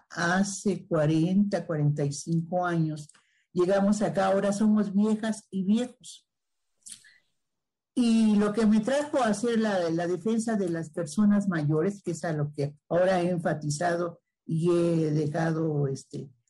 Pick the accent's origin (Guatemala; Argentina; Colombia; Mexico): Mexico; Mexico City; Del sur de la Ciudad de México, claro que sí. Pues este